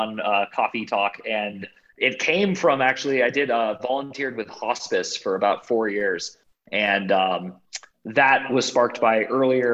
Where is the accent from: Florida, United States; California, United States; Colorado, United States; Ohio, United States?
California, United States; Bay Area of; I grew up in the Bay Area of California